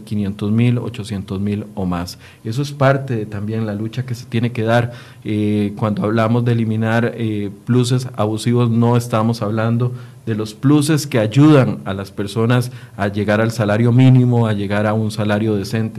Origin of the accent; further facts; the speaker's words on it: Costa Rica; como costarricense